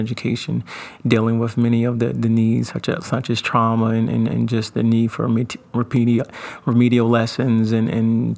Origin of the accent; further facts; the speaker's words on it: Wilmington, Delaware, United States; being born and raised in Wilmington